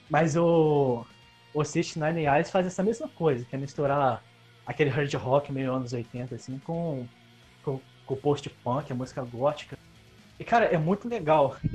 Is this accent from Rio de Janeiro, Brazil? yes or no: yes; Rio de Janeiro, Brazil; Eu sou do interior do estado, eu sou fluminense Só que é, a minha cidade, ela fica na divisa com Minas e com o Espírito Santo, ali, bem ao norte do estado.